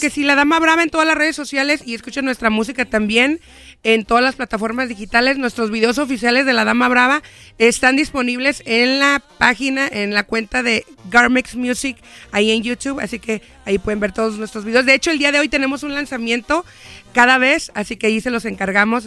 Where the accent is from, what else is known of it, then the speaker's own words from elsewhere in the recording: Michoacán, Mexico; moved away as an adult; now in United States; Yo nací en Michoacán, vine aquí a los 20 años